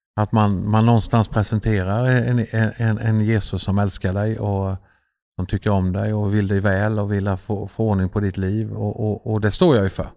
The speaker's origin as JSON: {"language": "Swedish", "country": "Sweden", "said": "vi är ju svenskar"}